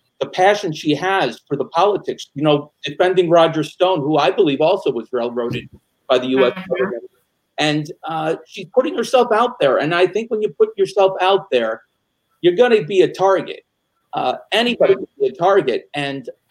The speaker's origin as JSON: {"language": "English", "town": "Rochester", "region": "New York", "country": "United States", "said": "I'm from Rochester, New York."}